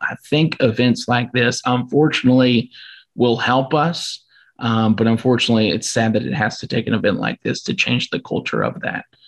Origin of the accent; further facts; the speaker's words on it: Louisville, Kentucky, United States; also born or lived in Bowling Green, Kentucky; I'm from the Louisville area